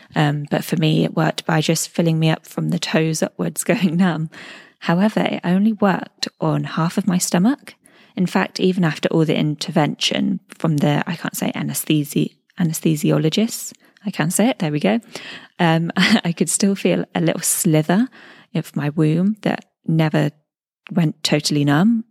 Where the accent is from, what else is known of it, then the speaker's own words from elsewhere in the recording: United Kingdom; moved away as an adult; now in Dubai, United Arab Emirates; I'm a British expat living in Dubai, UAE, with my partner and baby girl